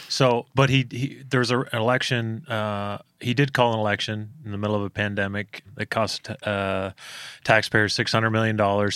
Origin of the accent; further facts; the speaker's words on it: Toronto, Ontario, Canada; moved away; in, in Ontario, my, where I'm from, it's the, uh, most lockdown place in the world